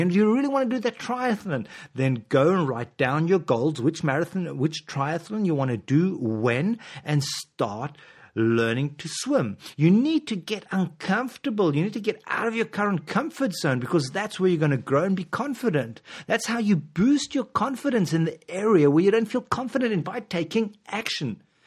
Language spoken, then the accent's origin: English; South Africa; moved away; I'm from South Africa originally